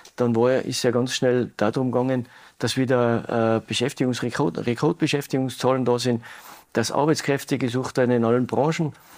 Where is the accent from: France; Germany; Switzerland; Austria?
Austria; Tyrol; bei uns in Tirol